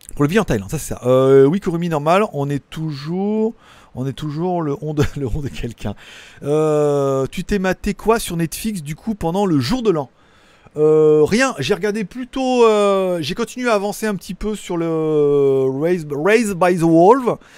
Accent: France; en tant que français qui parle parlote l'anglais

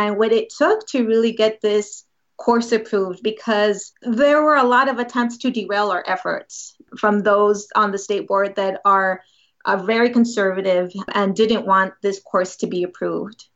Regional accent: San Antonio, Texas, United States; also born or lived in Boston / Madison, Wisconsin; I'm actually from San Antonio, Texas

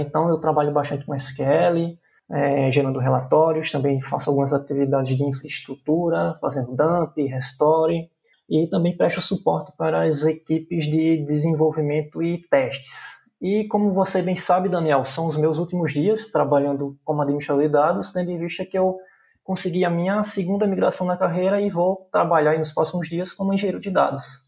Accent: João Pessoa, Paraíba, Brazil; sou natural da cidade de João Pessoa, na Paraíba, na cidade a qual eu moro até hoje.

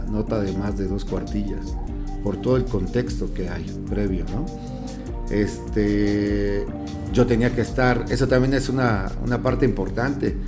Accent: Chilpancingo, Guerrero, Mexico; yo de, Chilpancingo, de mi pueblo, venía de hacer radio y de, y de periodismo impreso.

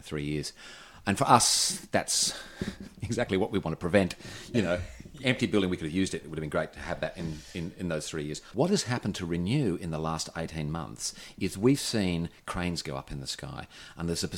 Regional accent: Perth, Western Australia, Australia; now in Newcastle, Australia; I'm from Western Australia. I know parochialism. I grew up there in the 70s and 80s.

